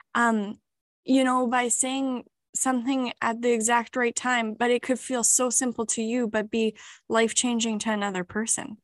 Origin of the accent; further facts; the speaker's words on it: Canada; moved away as an adult; now in New Zealand; I am a Canadian